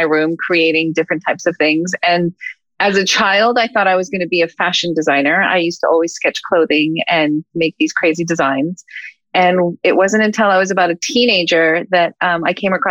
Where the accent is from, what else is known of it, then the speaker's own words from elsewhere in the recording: Los Angeles, California, United States; I grew up in the Hollywood Hills